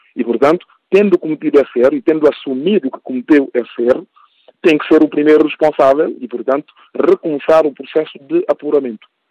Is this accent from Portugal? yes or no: no; Guinea-Bissau; eu sou guineense e o que me preocupa é o futuro do meu país